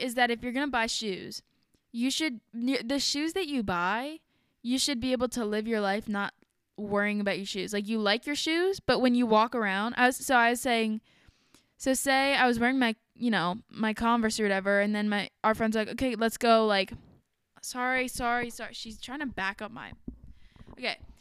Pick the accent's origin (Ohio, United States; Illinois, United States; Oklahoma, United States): Ohio, United States; we're from Ohio